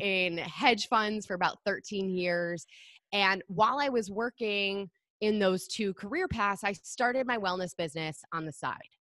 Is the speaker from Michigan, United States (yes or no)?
yes; Michigan, United States; moved away as an adult; now in New York City, United States; I grew up in Michigan.